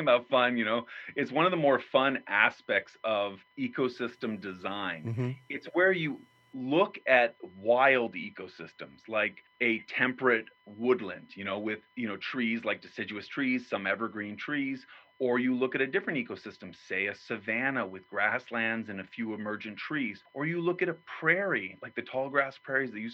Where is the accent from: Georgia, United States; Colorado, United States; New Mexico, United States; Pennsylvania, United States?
New Mexico, United States; where I grew up in New Mexico